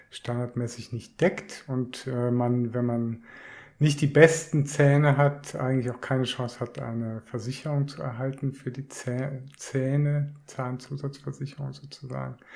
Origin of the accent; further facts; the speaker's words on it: Küsnacht, Zurich, Switzerland; wieder zurück in meine alte Heimat nach Küsnacht.